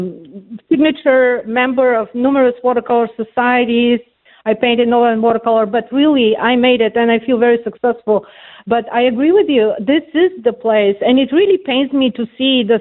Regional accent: Bulgaria; moved away as an adult; also born or lived in Austria / New York City; now in North Carolina, United States; I'm from Bulgaria, and I escaped Bulgaria as a refugee, actually, and it was still communist in 1990. I was in my, I was 20 years old

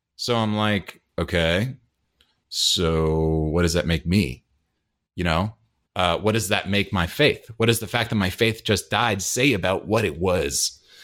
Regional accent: Hyde Park, New York, United States; moved away; I grew up in, uh, downstate New York

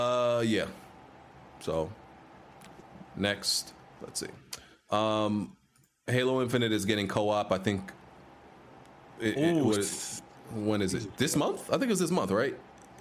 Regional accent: New York, United States; I'm from New York

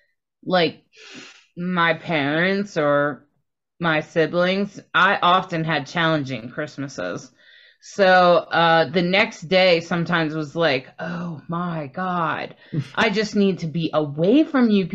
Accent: Delaware, United States; I grew up in Delaware

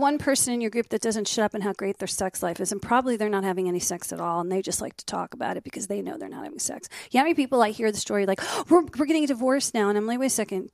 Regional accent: New Jersey, United States; also born or lived in Miami; now in Los Angeles, United States; Even though I grew up in Jersey, I went to college

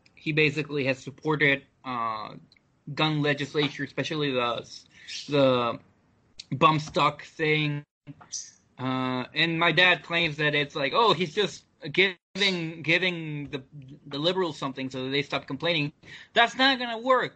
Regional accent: United States; as a Mexican American

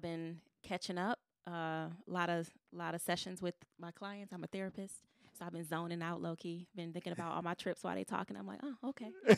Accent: Detroit, Michigan, United States; I'm a girl from Detroit, a black girl from Detroit

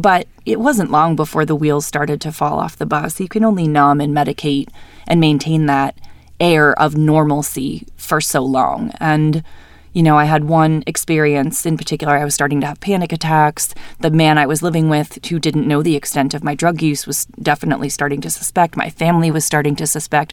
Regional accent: New Hampshire, United States; now in Salt Lake City, United States; I was born and raised in New Hampshire. I lived there my whole life.

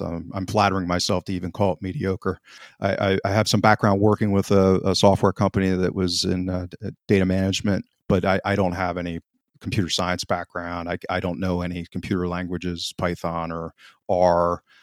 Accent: United States; I'm an American, born and raised

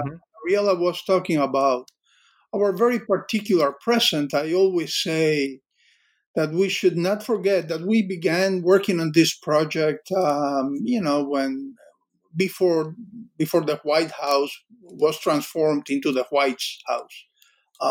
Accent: Cuba; I grew up in Cuba, but we both had experienced this.

